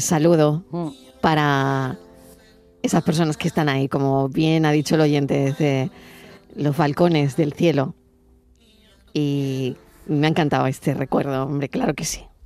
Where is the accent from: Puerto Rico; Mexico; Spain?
Spain; Pozoblanco, Andalusia; de Pozo Blanco